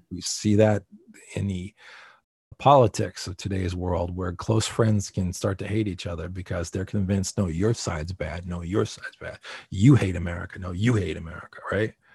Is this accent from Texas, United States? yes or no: no; New Jersey, United States; I'm a guy from New Jersey